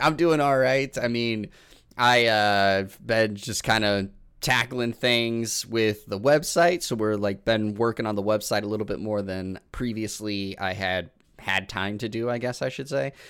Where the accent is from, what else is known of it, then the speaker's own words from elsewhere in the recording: Illinois, United States; now in Wisconsin, United States; where I grew up in Illinois